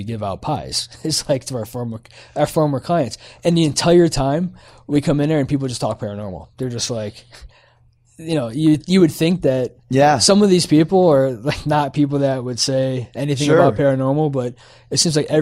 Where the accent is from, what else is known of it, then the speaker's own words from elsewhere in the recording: South Florida, United States; now in Ohio, United States; I'm not even from Ohio originally. I'm from Florida. So that's where I grew up. So I grew up in South Florida. But, you know, I relocated back in 94 here